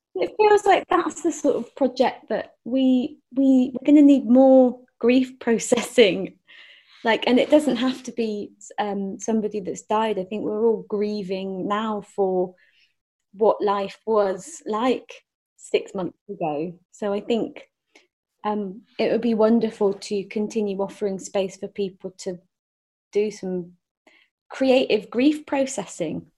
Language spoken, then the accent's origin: English; Forest of Dean, South West England, United Kingdom; I grew up in the Forest of Dean.